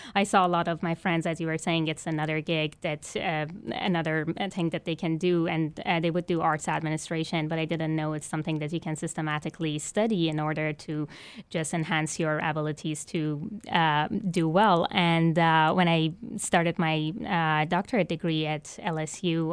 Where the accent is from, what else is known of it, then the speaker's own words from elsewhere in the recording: Iran; now in Baton Rouge, United States; I was born and raised in Iran, an Islamic country that does not consider music legitimate